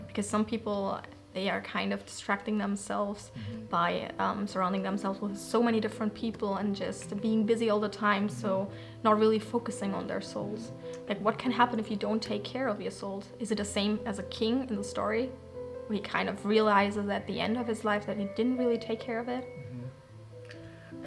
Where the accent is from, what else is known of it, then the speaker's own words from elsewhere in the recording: Germany; moved away; from Germany.